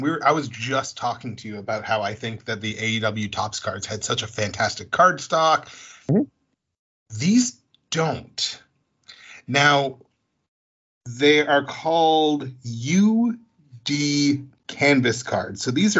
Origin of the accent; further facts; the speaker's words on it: New England, United States; I'm from New England. I'm sorry, I don't drink either. I drink Moxie.